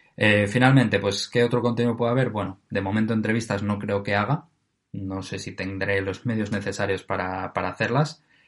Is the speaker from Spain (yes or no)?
yes; Oviedo, Asturias, Spain; de Oviedo, eh, que es de donde yo soy